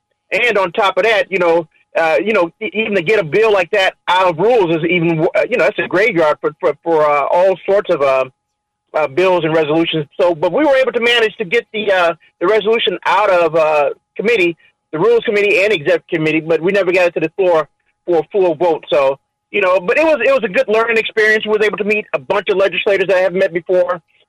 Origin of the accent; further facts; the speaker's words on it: Chicago, Illinois, United States; I grew up in Chicago, right on the west side there. Well, I'm a hometown boy, went to Lane Tech.